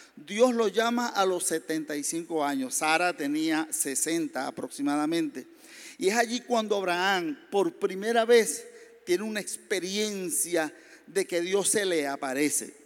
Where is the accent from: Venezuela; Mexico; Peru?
Venezuela; Maracay, Aragua; moved away; also born or lived in San Fernando de Apure, Venezuela; yo soy del sur de Venezuela, San Fernando de Apure. Eh, lo que pasa es que soy de Maracay porque nos trasladaron pequeñitos a la ciudad de Maracay